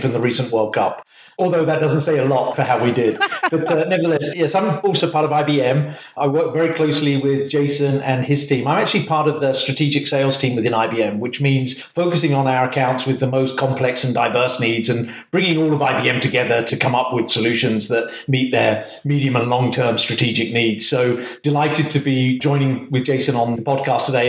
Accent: England, United Kingdom; originally from the UK

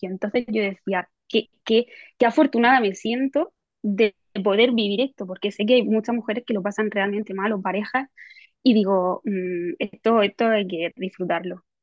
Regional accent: Spain; No sé si es por mi mente en España, o sea, soy española y en España parece que si te quedas embarazada casi que tienes que pedir perdón en muchos trabajos.

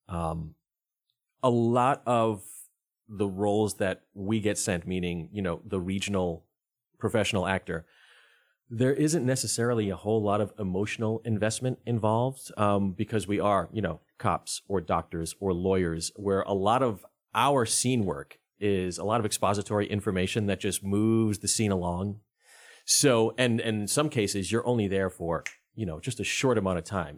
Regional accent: Rhode Island, United States; moved away as an adult; also born or lived in North Carolina; I'm originally from Rhode Island. I'm not from North Carolina.

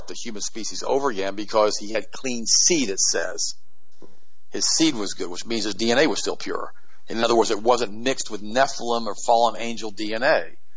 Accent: United States; I was born in the United States 10 years after the war was over with the 1955

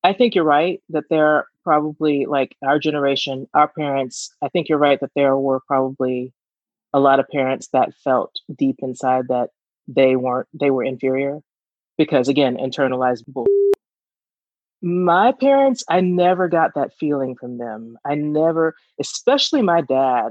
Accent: Georgia, United States; we're from Georgia

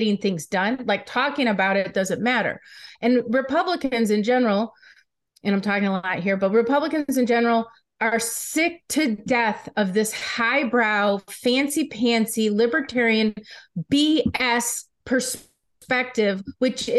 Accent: Michigan, United States; I'm from Michigan

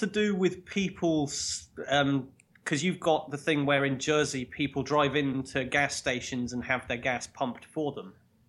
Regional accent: England, United Kingdom; I feel like even as an Englishman knowing cricket and everything, like that just rocketed over my head.

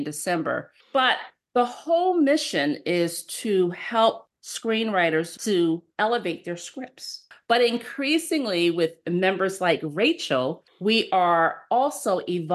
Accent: Philadelphia, Pennsylvania, United States; I'm from Philadelphia

